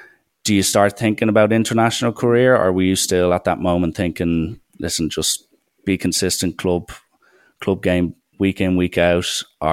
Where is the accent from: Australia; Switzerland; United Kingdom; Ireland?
Ireland; even as an Irish fan looking at South African rugby